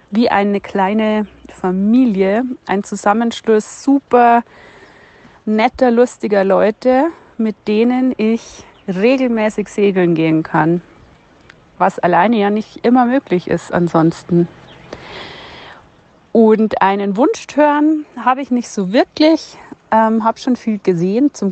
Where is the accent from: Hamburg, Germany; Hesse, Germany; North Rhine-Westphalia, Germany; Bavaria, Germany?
Bavaria, Germany; Regensburg; ich komme aus Regensburg